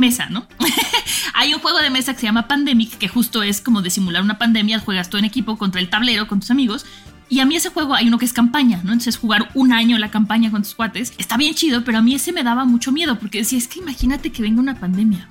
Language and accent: Spanish; Mexico; como mexicana